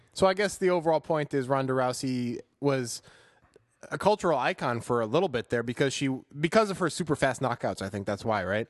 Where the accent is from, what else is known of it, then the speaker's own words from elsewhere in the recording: Chicago, Illinois, United States; growing up in Chicago